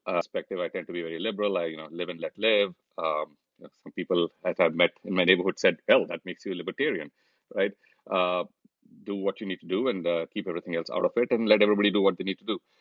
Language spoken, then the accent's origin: English; India; moved away as an adult; now in United States; when we were growing up in India